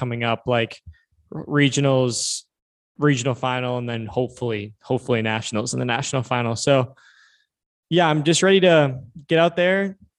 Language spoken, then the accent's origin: English; Minnesota, United States; My home state, you know?